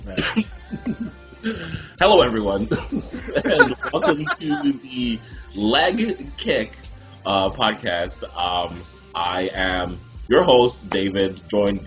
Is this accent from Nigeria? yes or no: yes; Nigeria; I'm Nigerian